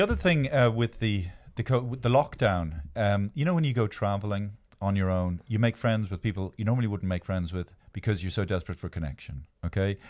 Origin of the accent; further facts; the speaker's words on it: Ireland; I am from Ireland